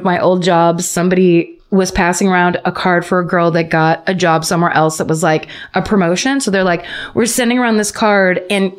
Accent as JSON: {"language": "English", "country": "Australia"}